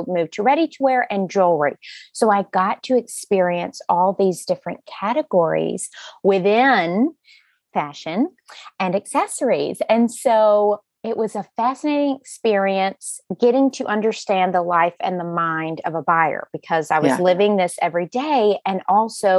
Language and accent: English; Alabama, United States; moved away as an adult; also born or lived in Virginia; I'm from Alabama